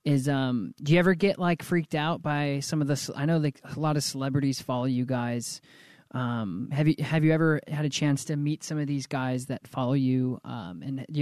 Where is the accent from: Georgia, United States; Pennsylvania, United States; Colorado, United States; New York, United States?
Colorado, United States; Colorado Springs; moved away; I was born in the Springs too, so I'm a Colorado native